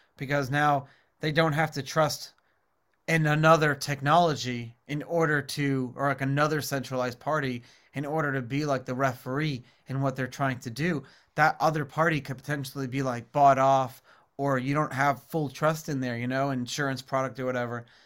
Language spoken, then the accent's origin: English; New York City, New York, United States; growing up in New York City, I remember as a kid